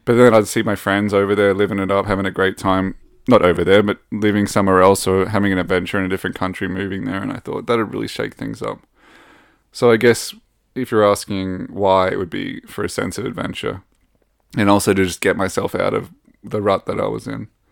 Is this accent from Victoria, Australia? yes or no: no; Rockhampton, Queensland, Australia; moved away as an adult; now in Sweden; I come from Rockhampton in Queensland, and I've lived all up and down Queensland